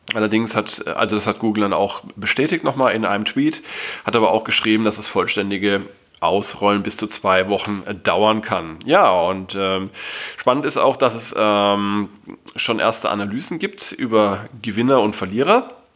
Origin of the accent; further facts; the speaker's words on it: Germany; bei uns in Deutschland